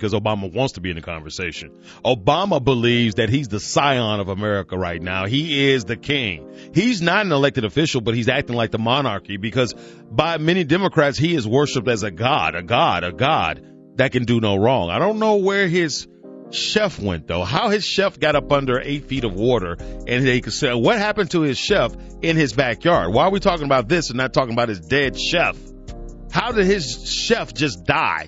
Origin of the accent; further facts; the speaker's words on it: Alabama, United States; I'm from Alabama, baby. Born and bred a Southerner